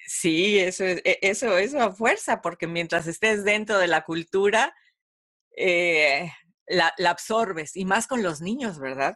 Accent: Mexico; yo también soy mexicana

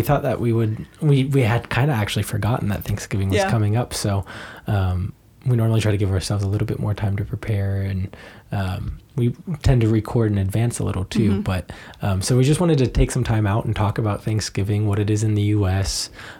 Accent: Cincinnati, Ohio, United States; also born or lived in Germany; I'm an American who is from Cincinnati, Ohio, and has been back and forth between Germany a whole bunch and speaks German.

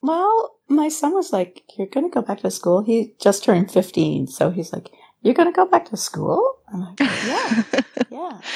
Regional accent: Thunder Bay, Ontario, Canada; moved away as an adult; also born or lived in Wyoming, Ontario / Sarnia / St. Catharines; now in California, United States; I'm from a little tiny town called Wyoming, and I grew up sort of like my childhood in Thunder Bay, remote

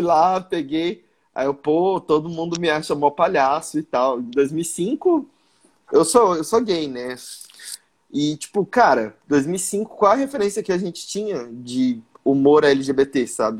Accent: Mato Grosso, Brazil; eu sou do Mato Grosso

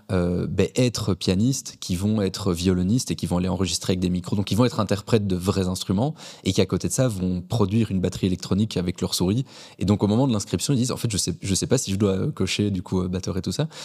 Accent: Belgium; Est-ce que, en tant que Belge, on pourrait s'inscrire dans des sociétés à l'international

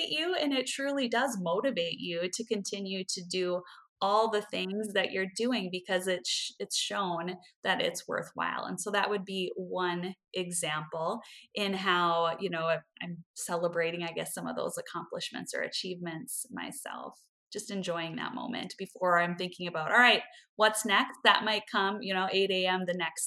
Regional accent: Midwest, United States; as a Midwesterner

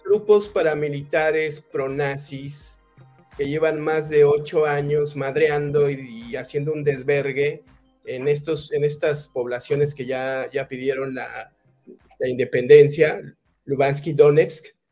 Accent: Mexico

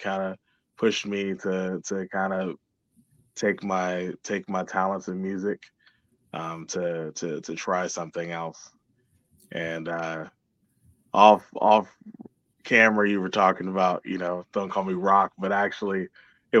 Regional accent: Georgia, United States; also born or lived in Washington, D.C.; now in Columbiana, United States; I'm originally from Washington, D.C. I grew up in Georgia

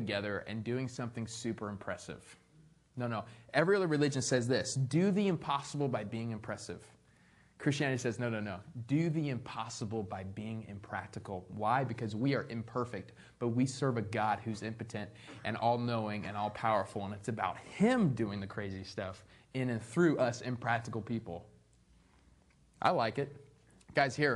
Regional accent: Arizona, United States; I'm from Arizona. I don't know what rain is.

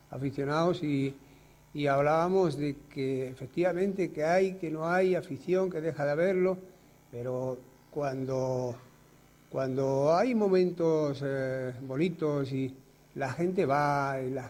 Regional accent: Torre Pacheco, Region of Murcia, Spain; muy contento de estar aquí, En Torre Pacheco y, ver, pues eso, que mi tierra pues me apoya

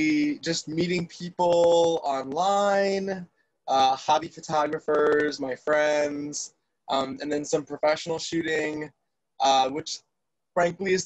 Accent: La Crosse, Wisconsin, United States; also born or lived in Illinois / Stoughton, Wisconsin; I was born in Illinois. And then I grew up in the La Crosse area, for lack of a better way of saying I grew up in the middle of nowhere, and then went to high school in Stoughton

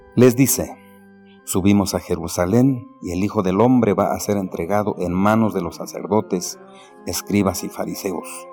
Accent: Jiquipilco, State of Mexico, Mexico; soy del pueblo de San Felipe y Santiago, Jiquipilco, México, y párroco del mismo pueblo

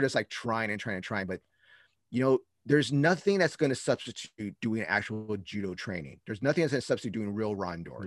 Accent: Bay Area, California, United States; I'm from the Bay Area

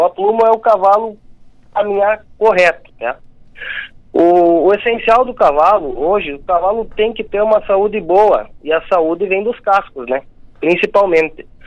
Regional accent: Rio Grande do Sul, Brazil; born or raised there

